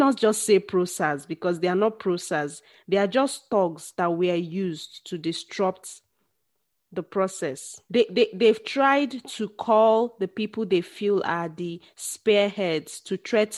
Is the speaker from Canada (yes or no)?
no; Nigeria; now in South Africa